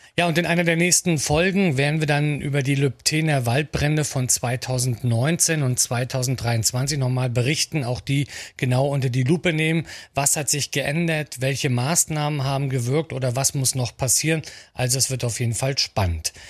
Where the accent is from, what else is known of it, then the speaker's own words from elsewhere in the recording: Rostock, Mecklenburg-Vorpommern, Germany; Ich bin in Rostock groß geworden